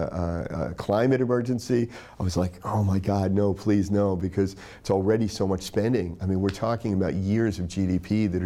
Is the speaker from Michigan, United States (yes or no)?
no; Tennessee, United States; I grew up in Tennessee